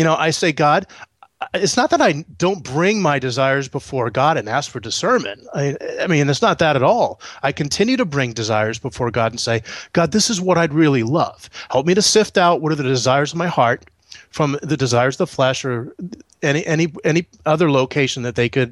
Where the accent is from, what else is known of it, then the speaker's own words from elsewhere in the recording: Northeast, United States; moved away; also born or lived in Florida; We're actually from the Northeast originally